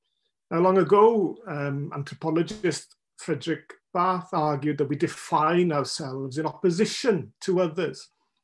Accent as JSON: {"language": "English", "region": "Wales", "country": "United Kingdom", "said": "I'm Welsh because I'm not English."}